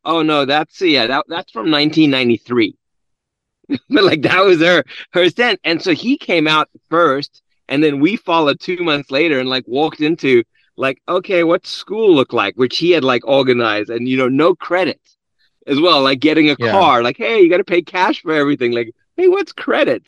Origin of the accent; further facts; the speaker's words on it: South Africa; now in United States; born and raised in South Africa, came here in 1993